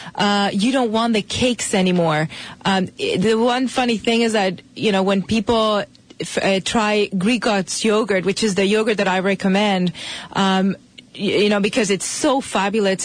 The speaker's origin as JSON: {"language": "English", "country": "Spain", "tie": "born or raised there", "moved": "as an adult", "lives_now": "United States", "said": "I'm from Spain originally."}